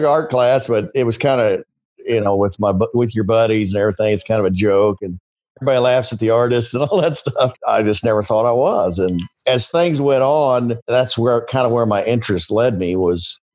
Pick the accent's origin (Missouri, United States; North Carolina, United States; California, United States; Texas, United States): Missouri, United States; Richmond; I'm from Richmond, Missouri, which is a little spot in the road, kind of northeast of Kansas City. Went to high school there